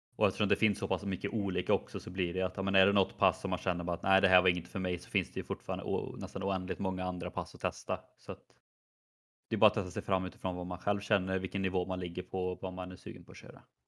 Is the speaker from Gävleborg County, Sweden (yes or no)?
no; Skövde, Västra Götaland, Sweden; moved away; när jag var hemma i Skövde på lite semester